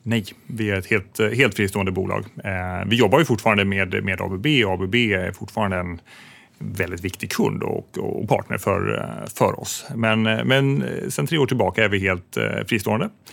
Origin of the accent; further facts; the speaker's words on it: Sweden; som svensk